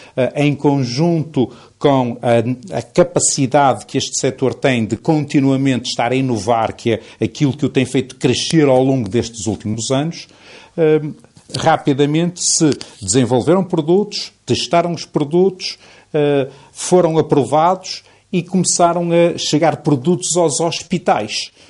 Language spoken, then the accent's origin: Portuguese; Portugal; nós somos portugueses